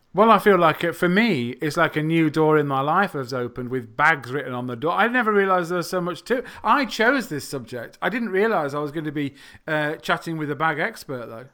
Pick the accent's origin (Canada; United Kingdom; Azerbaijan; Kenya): United Kingdom; England; I'm not from the United States of America. I am from England.